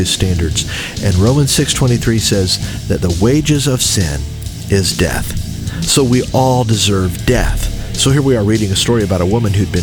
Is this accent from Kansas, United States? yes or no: no; Anderson, Indiana, United States; I grew up in Anderson, Indiana.